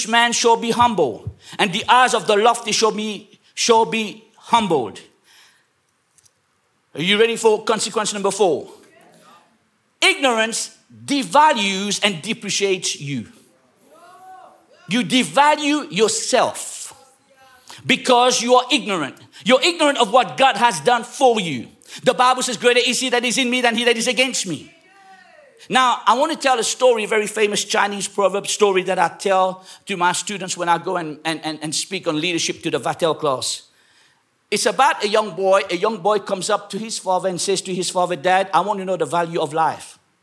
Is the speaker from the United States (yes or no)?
no; England, United Kingdom; I was raised up in England